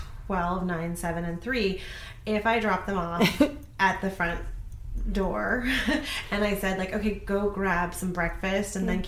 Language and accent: English; Columbia, Missouri, United States; born there; I was born in Columbia, Missouri.